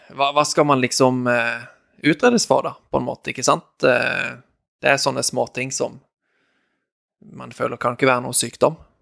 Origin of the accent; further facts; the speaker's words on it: Norway; moved away as an adult; familien min hjemme i Norge